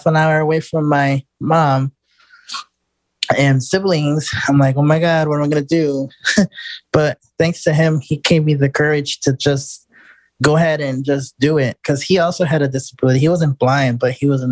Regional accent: Chicago, Illinois, United States; moved away as an adult; now in Houston, United States; I'm originally from Chicago. I've been independent over there for all my life. I was born and raised up there

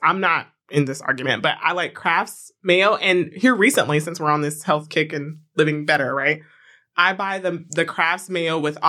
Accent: Florida, United States; as a person who is from the South, Florida

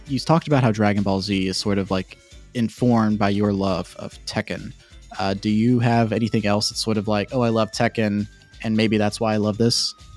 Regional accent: Virginia, United States; now in Georgia, United States; I'm a Southern boy. Uh, I grew up in Virginia. I'm living in Georgia now

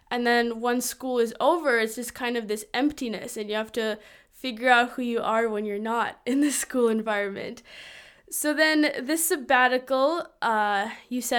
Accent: Lithuania; born there; I was born in Lithuania, and so my parents grew up in a Lithuanian European environment and had European views about college and such.

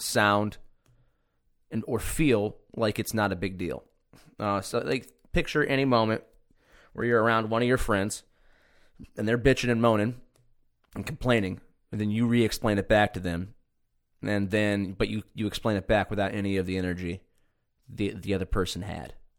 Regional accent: Cortland, New York, United States; my hometown, Cortland

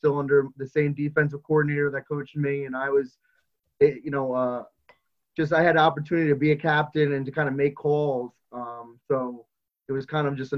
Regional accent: Raritan High School, Monmouth County, New Jersey, United States; I'm a graduate from Raritan High School, and I graduated in football 98, 99 was my graduation year.

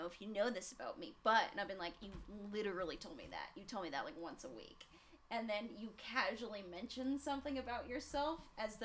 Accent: Centennial, Colorado, United States; I grew up in Centennial

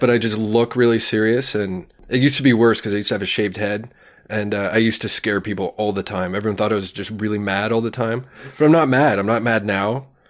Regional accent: Sarnia, Ontario, Canada; I grew up in Sarnia, Ontario

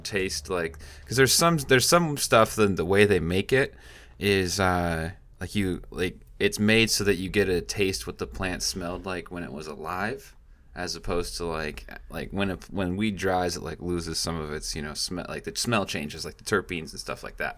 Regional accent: Washington, United States; now in California, United States; I'm from Washington

